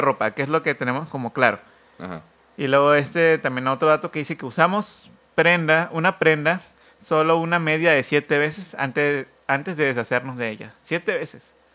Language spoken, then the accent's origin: Spanish; Oaxaca, Mexico; somos oaxaqueño